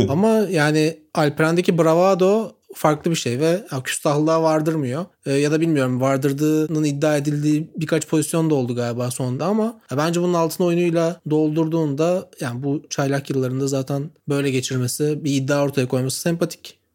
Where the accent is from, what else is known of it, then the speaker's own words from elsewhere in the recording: Çorlu, Tekirdağ, Turkey; bir kasabada büyüdüm işte Çorlu'da